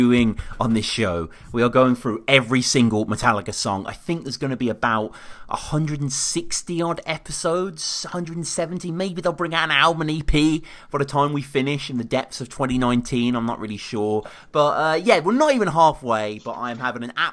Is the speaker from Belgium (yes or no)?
no; United Kingdom; I'm a Brit.